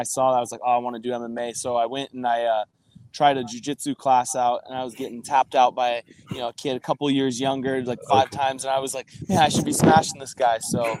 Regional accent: San Diego, California, United States; now in Orange County, United States; I was born and raised in San Diego.

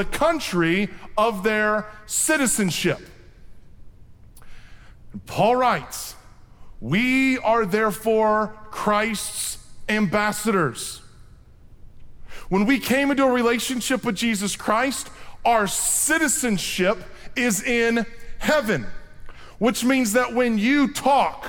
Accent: Iowa, United States; I'm from Iowa

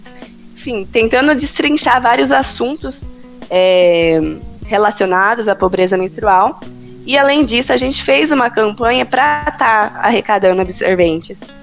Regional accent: Londrina, Paraná, Brazil; now in Campinas, Brazil; Sou de Londrina, no Pará, mas eu moro em Campinas

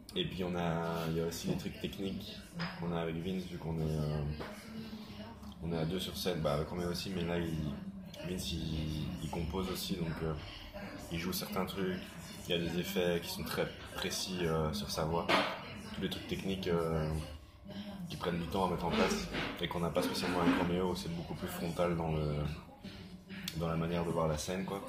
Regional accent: Braine, Wallonia, Belgium; moved away; je viens de Brennaleux à la base, donc c'est vraiment entre Bruxelles

